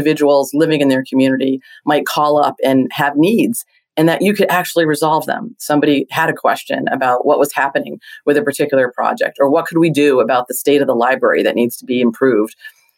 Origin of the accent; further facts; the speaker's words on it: Hawaii, United States; born there; I feel fortunate that I'm a Navy brat. I was born in Hawaii, lived all over.